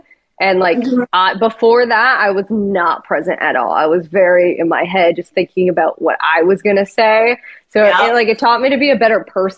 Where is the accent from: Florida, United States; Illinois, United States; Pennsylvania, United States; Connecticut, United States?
Connecticut, United States; I'm from Connecticut.